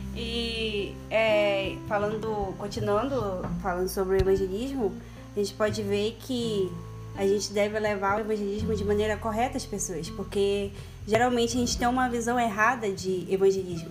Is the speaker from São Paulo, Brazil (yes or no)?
no; Amapá, Brazil; sou do estado do Amapá